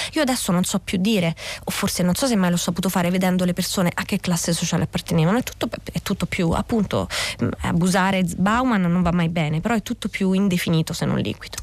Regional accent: Scauri, Lazio, Italy; io sono di Scauri

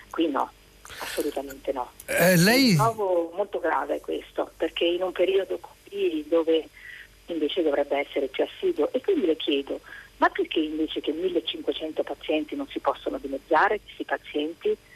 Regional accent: Veneto, Italy; now in Rome, Italy; sono veneta, prima vivevo nel Veneto in un, piccolo, un paese più piccolo, una cittadina più piccola

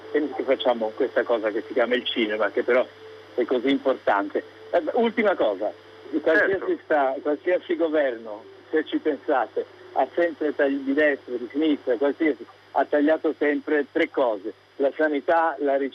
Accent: Naples, Campania, Italy; Io sono di Napoli

